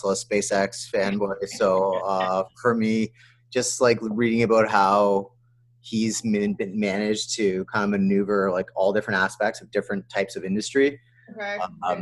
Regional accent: London, Ontario, Canada; moved away as an adult; also born or lived in Guelph, Ontario; I grew up in London.

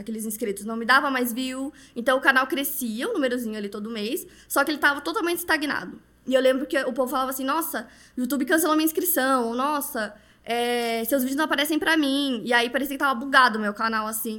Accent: Paraná, Brazil; now in São Paulo, Brazil; eu sou paranaense, agora tô morando em São Paulo

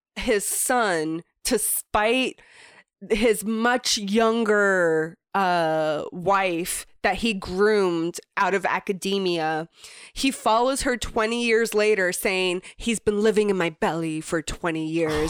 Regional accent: Florida, United States; moved away; growing up in Florida

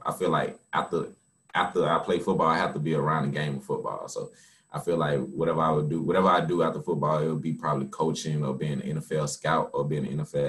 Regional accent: Atlanta, Georgia, United States; I'm from Atlanta, Georgia, born and raised.

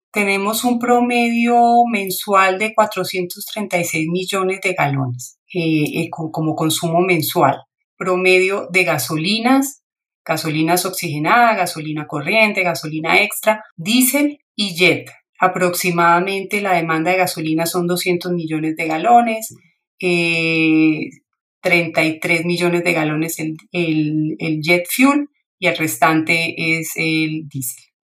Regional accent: Bucaramanga, Santander, Colombia; soy de, soy de Bucaramanga, entonces sí me, alegra mucho poder dar esta esta entrevista para ustedes.

